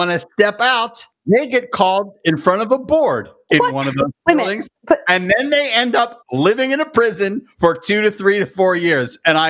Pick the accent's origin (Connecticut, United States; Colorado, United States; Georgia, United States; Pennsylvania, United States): Pennsylvania, United States; Pittsburgh; I grew up in Pittsburgh, Pennsylvania. I was born in Pittsburgh, Pennsylvania.